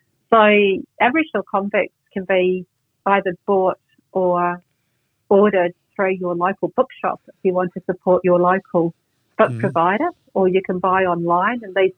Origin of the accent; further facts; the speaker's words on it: New Zealand; now in Australia; most people in New Zealand didn't know, and I didn't know growing up in New Zealand, that we'd sent people from all different backgrounds over here either.